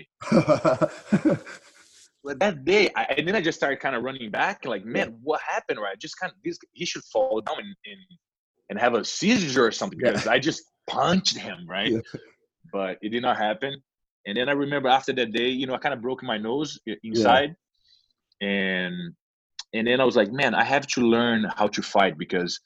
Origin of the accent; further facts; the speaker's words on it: Brazil; moved away as an adult; now in United States; I came from Brazil, yes. Yeah. I lived 23 years in Brazil.